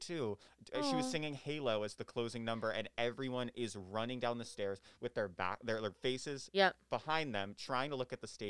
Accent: New Jersey, United States; I'm from New Jersey.

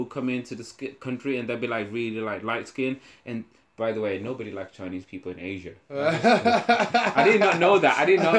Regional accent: United Kingdom; So I'm feeling, as a British person, you know how important manners and being polite and shit is to us

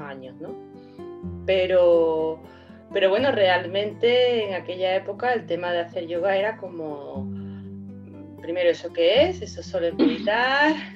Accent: Seville, Andalusia, Spain; yo soy de Sevilla

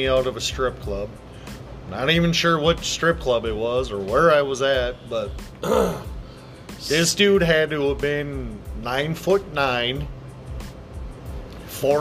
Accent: Coon Rapids, Minnesota, United States; I grew up in Minnesota my entire life. I'm from Coon Rapids, Spring Lake, Park, Blaine. I grew up in that area

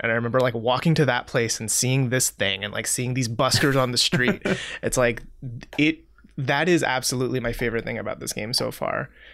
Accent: Seoul, South Korea; moved away; I grew up in Seoul, South Korea

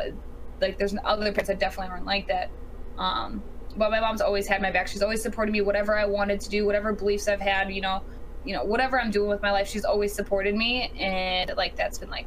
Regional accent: Indiana, United States; I'm from Indiana. Born and raised in the cornfields.

